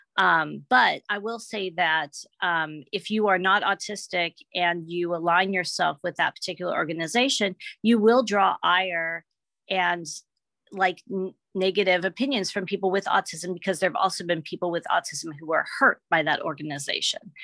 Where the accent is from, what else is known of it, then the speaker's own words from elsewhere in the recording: Memphis, Tennessee, United States; also born or lived in Seattle area; now in Seattle, United States; when I grew up in Memphis, Tennessee